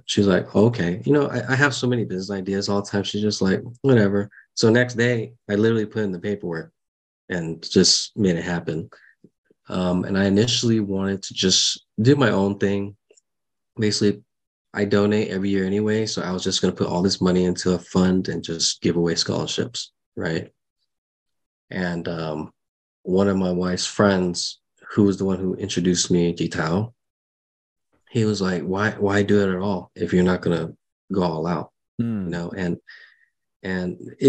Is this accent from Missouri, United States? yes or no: no; San Diego, California, United States; I grew up with everyone in San Diego here